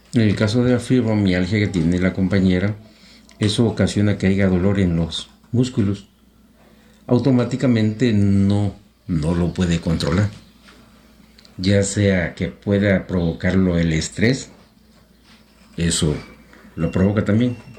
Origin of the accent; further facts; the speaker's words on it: Mexico; soy mexicano